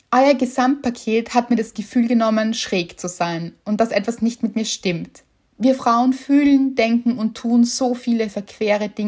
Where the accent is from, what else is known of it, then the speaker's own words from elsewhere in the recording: Northern Germany, Germany; habe ich als Norddeutsche neulich im Urlaub